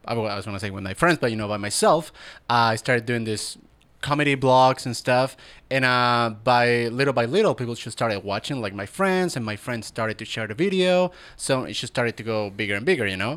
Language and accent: English; Chile; born or raised there; now in Los Angeles, United States